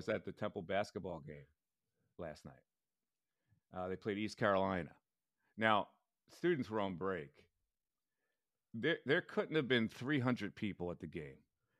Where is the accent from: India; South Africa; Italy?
Italy; Missanello, Basilicata; And the province is Potenza. And if you Google Missanello, that's my hometown.